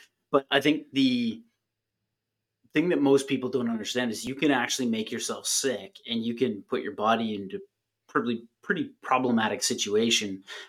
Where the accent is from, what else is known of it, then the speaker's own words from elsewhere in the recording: Canada; I'm a Canadian.